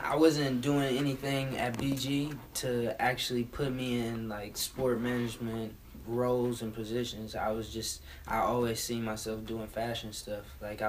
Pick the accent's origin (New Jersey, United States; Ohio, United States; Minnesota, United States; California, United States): Ohio, United States; Cleveland; moved away; also born or lived in New York; I'm a stylist from Cleveland, Ohio.